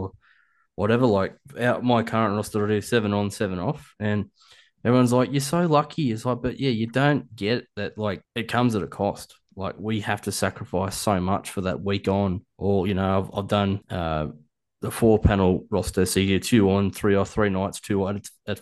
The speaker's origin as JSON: {"language": "English", "area": "Nui", "region": "Victoria", "country": "Australia", "tie": "born or raised there", "said": "I was raised in Nui."}